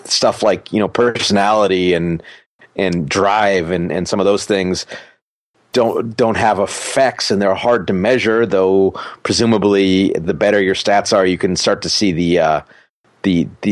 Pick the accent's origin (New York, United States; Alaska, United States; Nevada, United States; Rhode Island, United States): Alaska, United States; I did play hockey growing up. I'm from Alaska